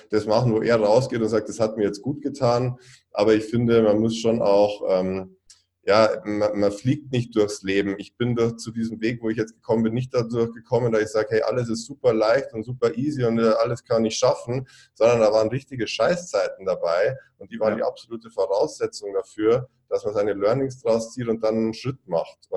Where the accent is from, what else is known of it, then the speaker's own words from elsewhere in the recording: Bavaria, Germany; ich komme aus Süddeutschland, aus Bayern